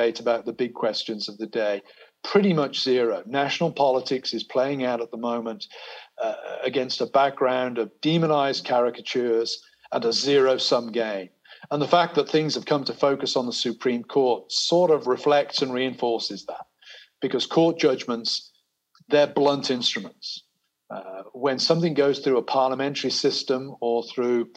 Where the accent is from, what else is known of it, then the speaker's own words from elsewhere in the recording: United Kingdom; also born or lived in America; now in United States; I'm a British person living in America. My identity here is kind of negotiated between my Britishness and my Americanness.